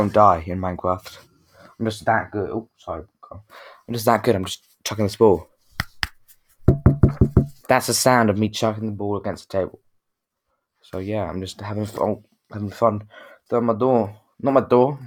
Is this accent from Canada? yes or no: no; United Kingdom; we're from Britain